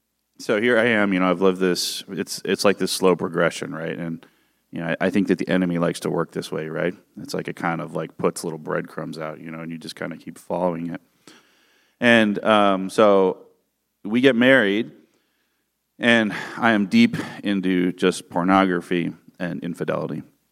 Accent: California, United States; And I grew up in the San Francisco Bay Area. My family is from Northern Europe

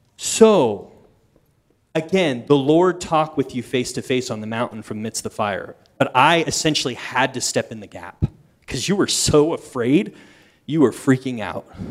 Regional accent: East Coast, United States; moved away; as a kid, see, I grew up on the East Coast

